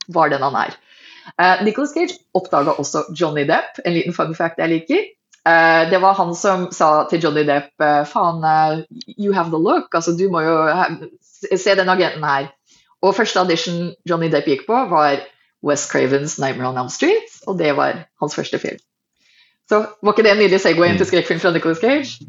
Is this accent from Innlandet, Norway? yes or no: no; Hurdal, Akershus, Norway; also born or lived in Fargo, North Dakota / Minnesota; Jeg er en middelklassejente fra Hurdal